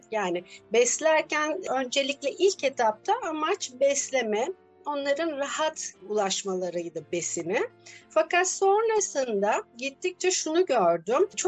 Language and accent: Turkish; Adana, Turkey; now in Istanbul, Turkey; Aslen Adanalıyım. 12 yıldır İstanbul'da yaşıyorum.